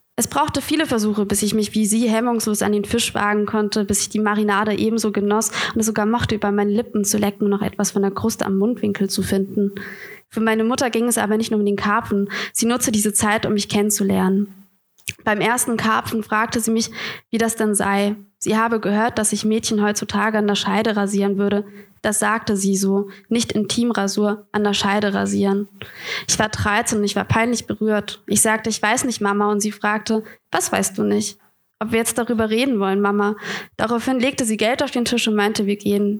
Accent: Bamberg, Bavaria, Germany; now in Hamburg, Germany; ich komme ja aus Bamberg. Schön, es ist komisch, wieder in Franken zu sein.

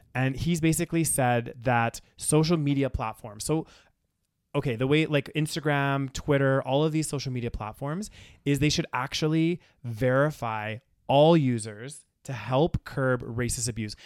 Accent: Canada

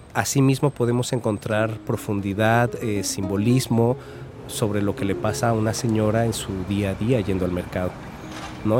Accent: Mexico City, Mexico; moved away as an adult; also born or lived in Coatepec, Veracruz; now in Xalapa, Mexico; yo soy de la Ciudad de México, aunque ya ando este, bastantes años fuera de ella

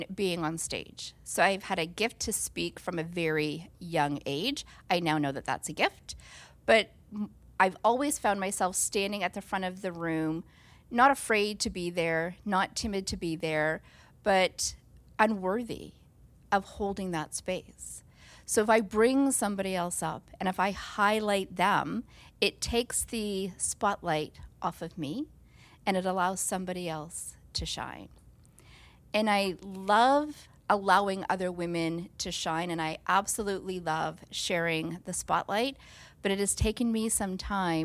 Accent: Nova Scotia, Canada; moved away; I'm from Nova Scotia

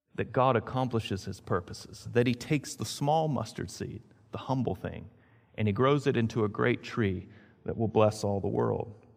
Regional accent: Greensboro, North Carolina, United States; Now, as a kid, I grew up in Greensboro, North Carolina. That was, I originally started there and then moved to Greenville, North Carolina.

